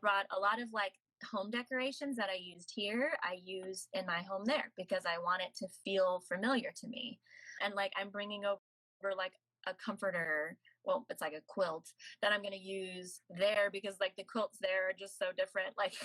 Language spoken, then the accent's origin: English; United States; moved away as an adult; I'll say America